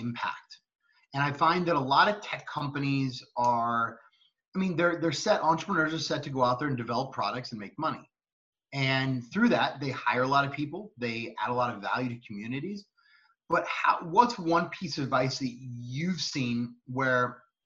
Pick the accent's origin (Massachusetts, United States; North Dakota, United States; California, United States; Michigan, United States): California, United States; Cupertino; I grew up in Cupertino, California